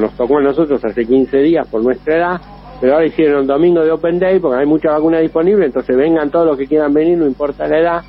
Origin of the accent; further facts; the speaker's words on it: Chascomús, Buenos Aires Province, Argentina; accent: Argentine; moved away as an adult; now in Rome, Italy; vos sos argentino